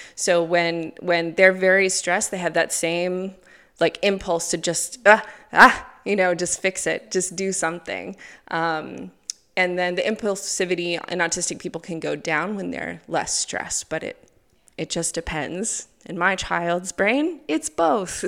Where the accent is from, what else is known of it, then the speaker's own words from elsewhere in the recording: United States; moved away as an adult; now in Gulu, Uganda; I'm from America. Originally, I've been in Uganda for eleven years now, so in Gulu